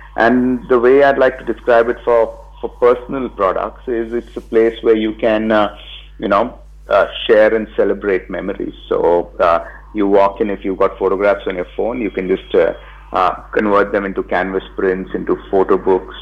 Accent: Mumbai, Maharashtra, India; also born or lived in Bangalore; I'm from Bombay and I, I'd come back to India.

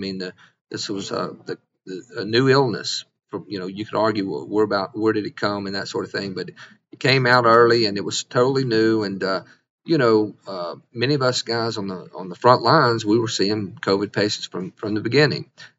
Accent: Mississippi, United States; I've been a doctor here for 25 years. I'm born and raised in Mississippi.

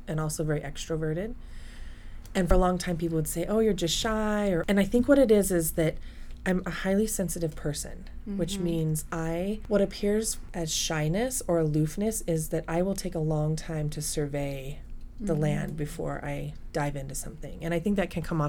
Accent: Colorado Springs, Colorado, United States; I was raised in Colorado Springs, Colorado, and in a very military culture

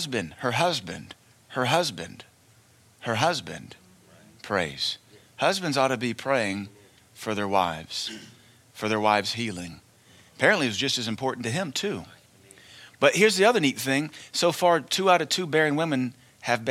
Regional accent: United States

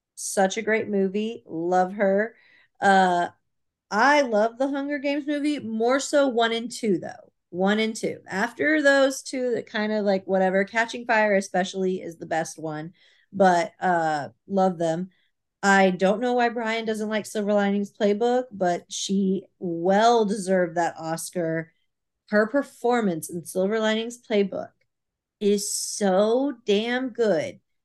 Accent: Irving, Texas, United States; we grew up in Irving

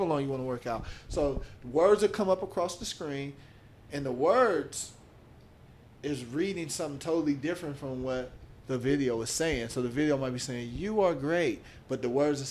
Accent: Oakland, California, United States; my past growing up in Oakland

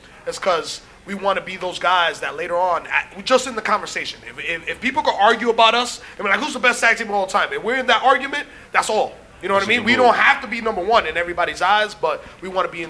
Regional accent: Jamaica; Kofi was the fake Jamaican, so, you know, we're real Jamaican.

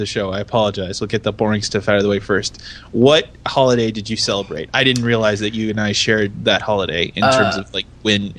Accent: United States; I'm an American.

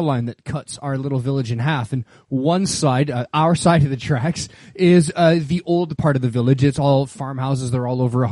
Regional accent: Winnipeg, Manitoba, Canada; moved away; also born or lived in Northern Ontario; I grew up in the north, so I grew up in Manitoba and then after that grew up in Northern Ontario

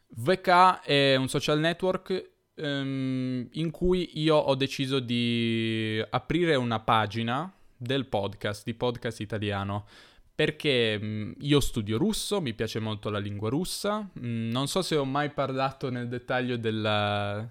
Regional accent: Turin, Piedmont, Italy; io sono torinese

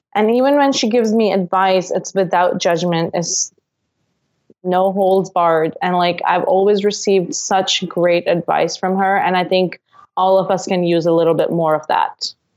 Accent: Singapore; now in Canada; I'm from Singapore, and so when I came to Canada

